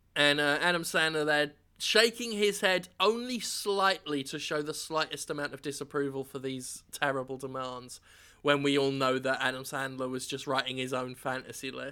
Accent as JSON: {"language": "English", "region": "England", "country": "United Kingdom", "said": "as an Englishman"}